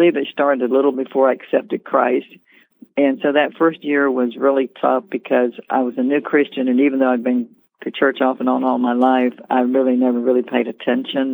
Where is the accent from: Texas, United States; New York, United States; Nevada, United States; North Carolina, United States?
North Carolina, United States; moved away as an adult; now in Virginia Beach, United States; I'm originally from North Carolina.